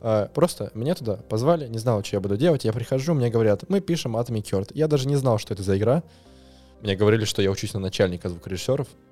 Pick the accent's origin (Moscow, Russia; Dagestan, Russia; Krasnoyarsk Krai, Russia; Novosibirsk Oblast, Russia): Moscow, Russia; Я звукорежиссер из Москвы. Или с Москвы